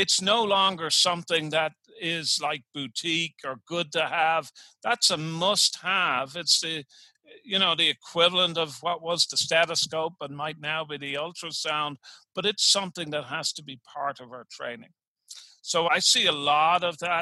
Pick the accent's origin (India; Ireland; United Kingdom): Ireland; Dublin, Leinster; now in Richmond, United States; Here I am in Richmond, Virginia, and I'm originally from Dublin, Ireland.